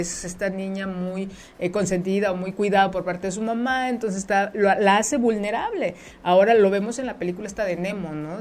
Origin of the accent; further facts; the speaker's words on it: Mexico; nuestra cultura como mexicanos, como mexicanas